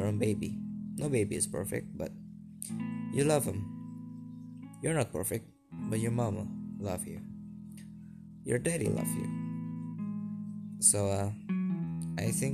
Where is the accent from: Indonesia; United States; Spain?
Indonesia; Surabaya, East Java; English is a second language; I'm from a city called Surabaya